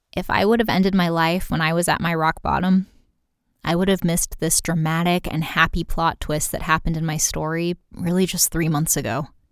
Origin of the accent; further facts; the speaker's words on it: United States; I'm American